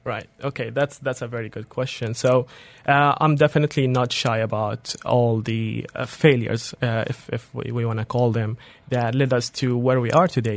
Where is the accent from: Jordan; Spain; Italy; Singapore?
Jordan; moved away as an adult; also born or lived in Dubai; I come from Jordan